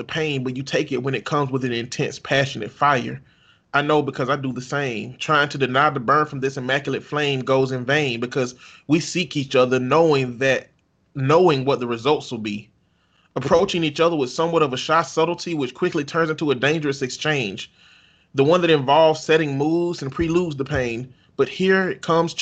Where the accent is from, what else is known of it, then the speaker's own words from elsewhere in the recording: the South, United States; growing up in the South